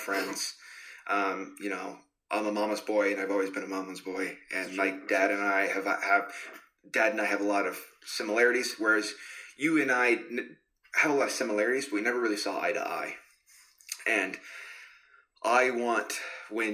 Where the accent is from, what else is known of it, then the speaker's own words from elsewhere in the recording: California, United States; moved away; grew up in California. Started out in California.